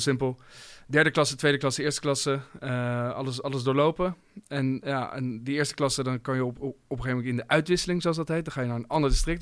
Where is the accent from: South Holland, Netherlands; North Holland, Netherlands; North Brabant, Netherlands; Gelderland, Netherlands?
South Holland, Netherlands; Voorburg; moved away; ik kom oorspronkelijk uit Voorburg.